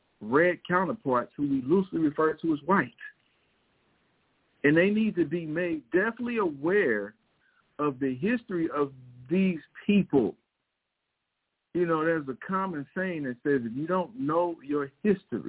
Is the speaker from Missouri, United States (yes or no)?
yes; Missouri, United States; I grew up in Missouri